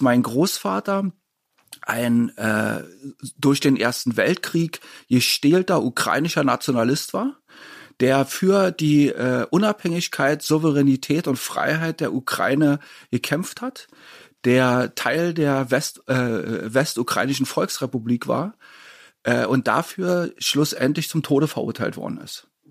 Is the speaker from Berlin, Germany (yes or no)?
yes; Berlin, Germany; Ich bin 1967 in Ostberlin geboren worden